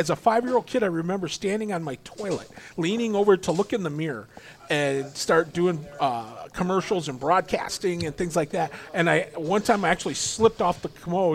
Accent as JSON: {"language": "English", "town": "Toledo", "region": "Ohio", "country": "United States", "tie": "born or raised there", "said": "I was just a stuttering fat kid from the North End growing up"}